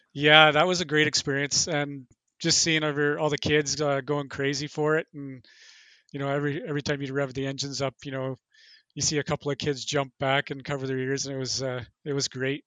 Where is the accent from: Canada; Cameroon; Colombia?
Canada; Thunder Bay, Ontario; I'm originally from Thunder Bay.